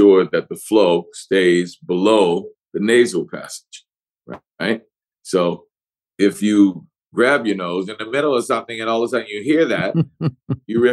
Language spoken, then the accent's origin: English; New Orleans, Louisiana, United States; first language English; I'm from New Orleans, so we love to drop our final consonants and all.